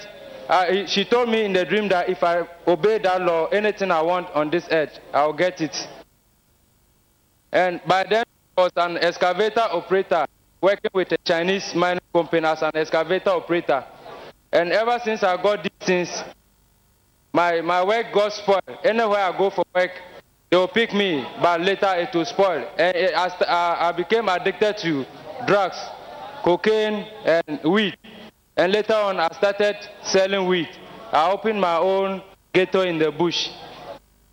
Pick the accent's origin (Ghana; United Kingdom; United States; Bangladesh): Ghana; I'm from Ghana